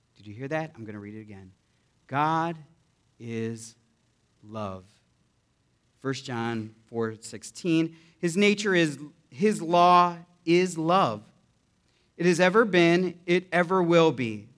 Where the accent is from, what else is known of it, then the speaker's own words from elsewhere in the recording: United States; I am American and I'm proud to be an American